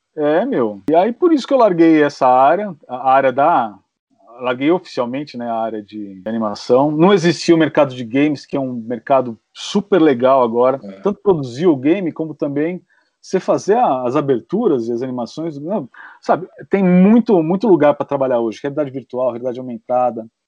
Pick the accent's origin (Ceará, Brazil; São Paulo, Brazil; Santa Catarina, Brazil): São Paulo, Brazil; Santo André; sou de Santo André